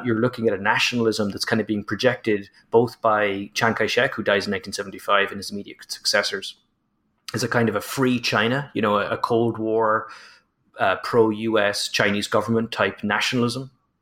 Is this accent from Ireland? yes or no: yes; Ireland; as an Irishman